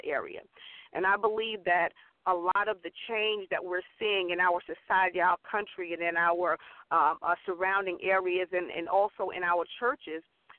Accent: Central Islip, New York, United States; I hail from Central Islip, New York. My home church was Hope Missionary Baptist Church in Central Islip

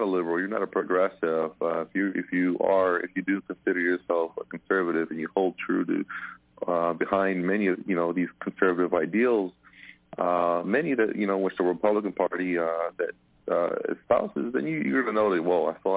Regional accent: about 35 minutes from Chicago, Illinois, United States; moved away as an adult; I grew up about 35 minutes from Chicago

